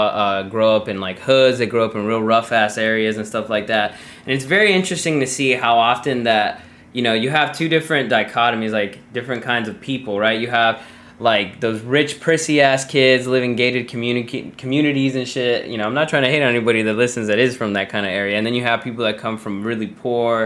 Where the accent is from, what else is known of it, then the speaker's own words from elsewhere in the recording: Southwest, United States; now in Japan; I'm from the Southwest. It's desert